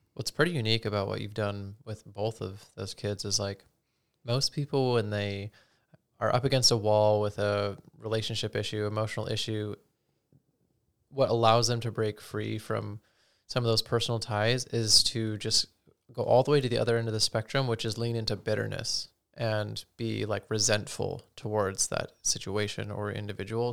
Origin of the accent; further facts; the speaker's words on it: Utah, United States; growing up in Utah, Mormonism